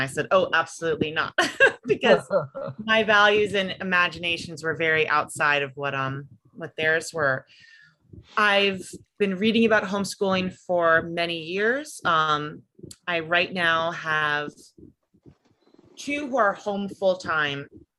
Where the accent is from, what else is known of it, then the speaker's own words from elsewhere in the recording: New York, United States; also born or lived in Washington, D.C. suburbs; now in Western Pennsylvania, United States; I'm from like the New York suburbs and the DC suburbs.